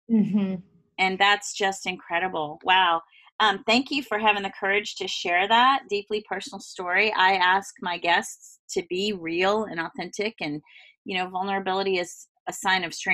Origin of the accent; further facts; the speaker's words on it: Southern United States, United States; I'm from the South. It was a big thing for my family.